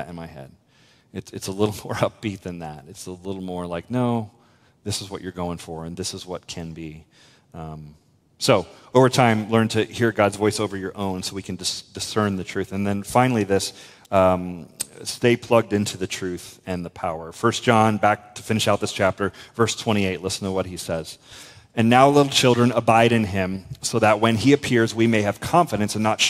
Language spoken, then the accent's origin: English; United States; as an American